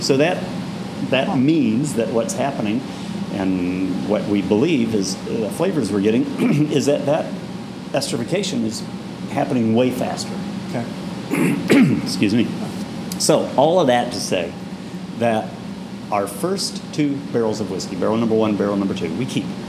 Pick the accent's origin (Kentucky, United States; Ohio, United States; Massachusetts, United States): Kentucky, United States; Bowling Green; growing up in Kentucky